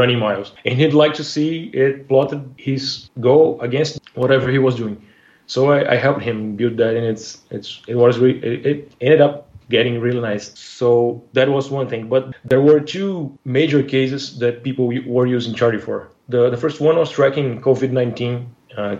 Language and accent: English; Brazil; now in Rio de Janeiro, Brazil; I'm from Brazil. I've been living in Rio de Janeiro since last October when my company moved me here